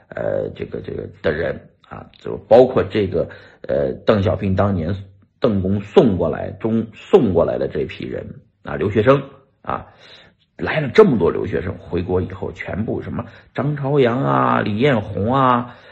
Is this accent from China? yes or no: yes; China; now in United States; 我们中国人现在已经不是在建设咱们中国了